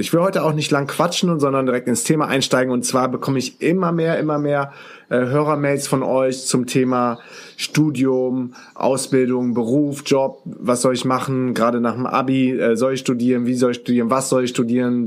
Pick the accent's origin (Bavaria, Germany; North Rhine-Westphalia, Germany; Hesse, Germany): North Rhine-Westphalia, Germany; Düsseldorf; moved away as an adult; now in Münster, Germany; als Düsseldorfer